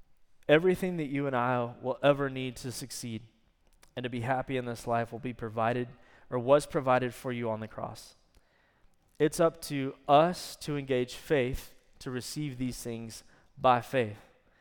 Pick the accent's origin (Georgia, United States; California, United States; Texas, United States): Texas, United States; I probably messed that up. I'm Texan.